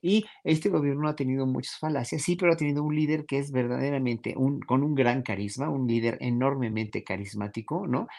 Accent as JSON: {"language": "Spanish", "country": "Mexico", "said": "nosotros, pueblo mexicano"}